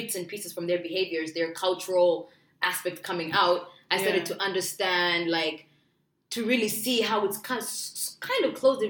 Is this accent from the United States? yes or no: no; Uganda; now in Canada; I said I'm from Africa.